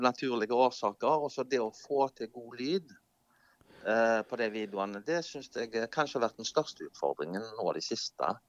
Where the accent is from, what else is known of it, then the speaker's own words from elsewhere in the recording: Norway; Jeg er jo nordmann